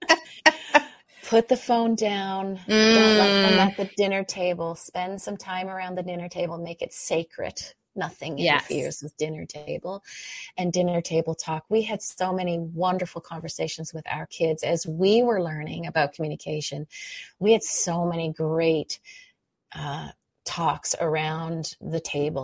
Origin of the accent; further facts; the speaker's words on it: Canada; I'm a Canadian